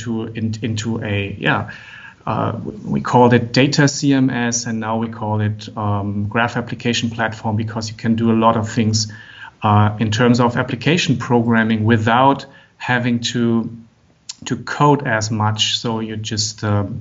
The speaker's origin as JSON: {"language": "English", "country": "Germany", "also_born_or_lived": "Frankfurt", "said": "from Germany. I'm living and working in Frankfurt"}